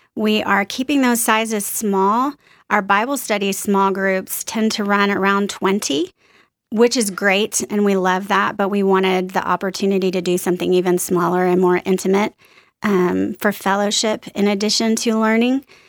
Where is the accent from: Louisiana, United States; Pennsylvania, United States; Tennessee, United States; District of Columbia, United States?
Louisiana, United States; New Orleans; moved away as an adult; also born or lived in East Texas / Austin, Texas; I was born in East Texas, little tiny town. Lived there till I was about three years old, moved to New Orleans, stayed there through high school